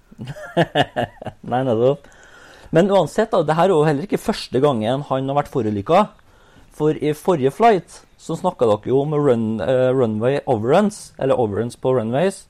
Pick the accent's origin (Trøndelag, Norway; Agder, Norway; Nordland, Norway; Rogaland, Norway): Trøndelag, Norway; jeg som trønder